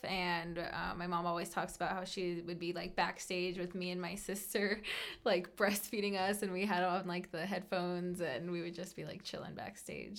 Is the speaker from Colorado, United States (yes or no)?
yes; Colorado, United States; also born or lived in California; I absolutely grew up here and I consider myself to be a native.